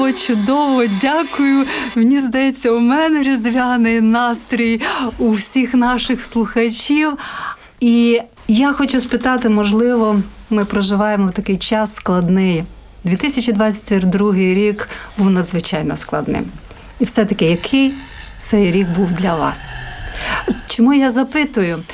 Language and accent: Ukrainian; Zakarpattia Oblast, Ukraine; now in Latvia; Я з Закарпаття